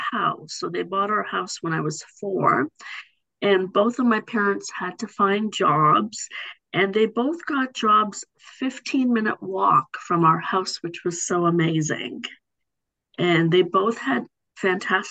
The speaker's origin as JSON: {"language": "English", "town": "Markham", "region": "Ontario", "country": "Canada", "tie": "born or raised there", "also_born_or_lived": "Africa", "said": "I live in the city of Markham. And I've been here my whole life. I came to Canada when I was one. And this is where I grew up"}